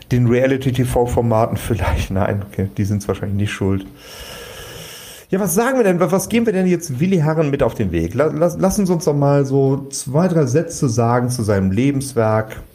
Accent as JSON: {"language": "German", "town": "Cologne", "region": "North Rhine-Westphalia", "country": "Germany", "said": "dass du immer irgendwie gerade uns warst muss man sagen, so als Kölsche."}